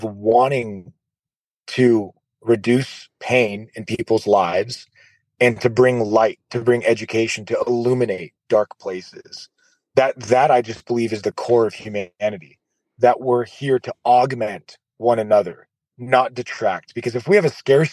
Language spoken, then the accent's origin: English; United States; my parents are from Iraq and then I grew up in America. So I'm an American